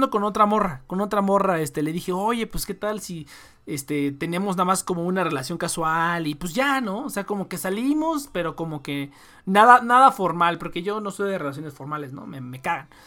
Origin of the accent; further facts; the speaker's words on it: Honduras; se llenó bien cabrón de, de hondureños y de así. Yo vengo de Honduras